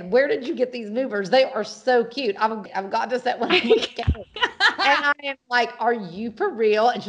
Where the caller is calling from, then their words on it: Brooklyn, New York, United States; I am calling from Brooklyn, New York